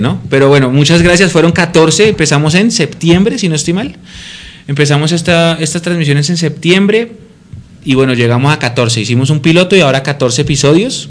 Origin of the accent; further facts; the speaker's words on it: Colombia; así somos los colombianos